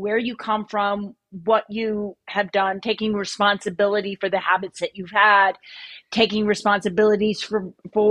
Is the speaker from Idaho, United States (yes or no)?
yes; Idaho, United States; I grew up in Idaho